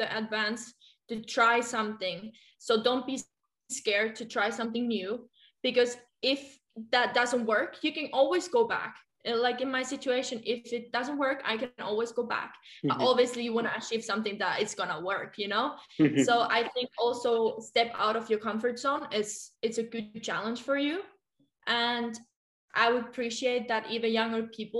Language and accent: English; Helsinki, Uusimaa, Finland; English is a second language; moved away as an adult; also born or lived in Germany; now in France; I took the big step coming from Helsinki, coming from Finland to Germany. So I think at that moment when I moved to outside of my comfort zone, I would say the comfort zone was in Finland